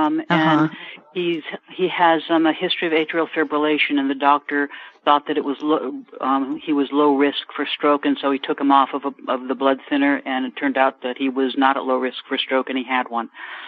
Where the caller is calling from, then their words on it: San Diego, California, United States; I'm calling from San Diego. My brother is in Palm Springs.